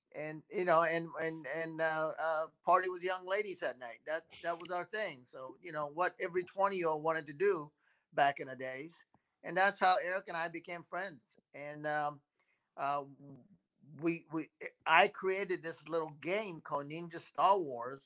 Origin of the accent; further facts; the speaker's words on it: Japan; I was born in Japan, so my my Japanese are uh, certainly um, um, helpful